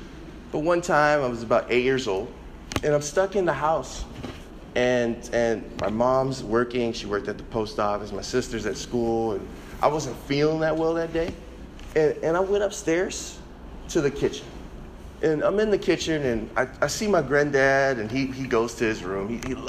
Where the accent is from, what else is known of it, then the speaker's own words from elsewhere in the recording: Chicago, Illinois, United States; Growing up in Chicago, I can't express this enough.